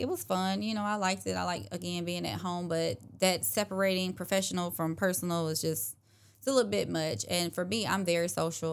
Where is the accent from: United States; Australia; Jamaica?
United States; Clarks Hill, South Carolina; moved away as an adult; now in Augusta, United States; I grew up in Clarks Hill, South Carolina, so not too far from Augusta